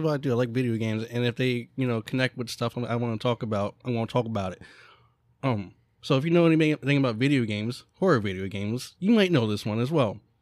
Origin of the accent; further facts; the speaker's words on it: Central Pennsylvania, United States; we are from Central Pennsylvania.